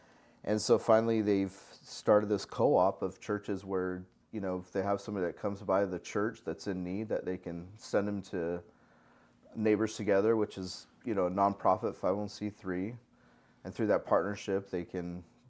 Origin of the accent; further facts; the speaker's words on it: Salt Lake City, Utah, United States; also born or lived in Northern California; Yeah, I mean, originally I grew up in Utah, in Salt Lake City, Utah, and then part of my life, and the other part of my life was in Northern California